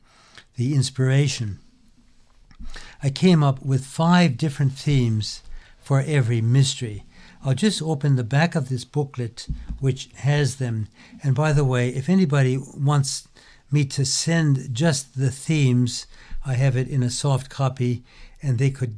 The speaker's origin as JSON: {"language": "English", "country": "United States", "tie": "born or raised there"}